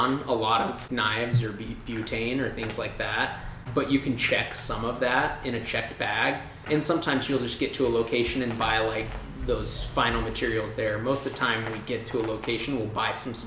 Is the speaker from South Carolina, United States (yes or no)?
no; Denver, Colorado, United States; also born or lived in New York / Marin County, California; now in Mountain View, United States; I was born and raised in Denver, Colorado